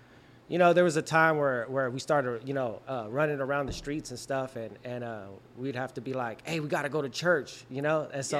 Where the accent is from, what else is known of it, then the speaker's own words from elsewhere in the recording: Sacramento, California, United States; And I was born here in Sac.